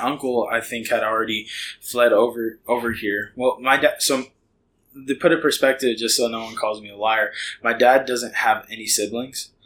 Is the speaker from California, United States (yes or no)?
yes; Hayward, California, United States; moved away as an adult; now in Heath, United States; I grew up in a city called Hayward